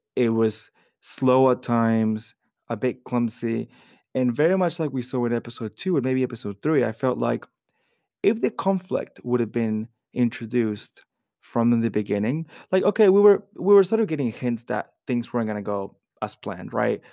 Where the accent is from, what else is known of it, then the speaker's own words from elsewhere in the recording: Florida, United States; I grew up in Florida